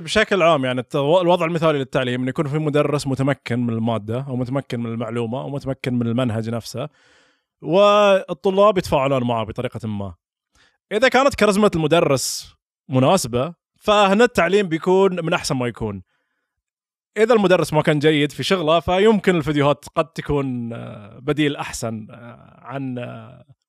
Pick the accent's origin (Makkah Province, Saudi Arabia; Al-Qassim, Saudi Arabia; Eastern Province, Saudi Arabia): Eastern Province, Saudi Arabia; Al-Ahsa; accent: Hasawi; also born or lived in Dammam / Riyadh / United States; اللهجه اللي انا اتكلم فيها اللي يتكلم فيها حسين عبد الله هي لهجه حساويه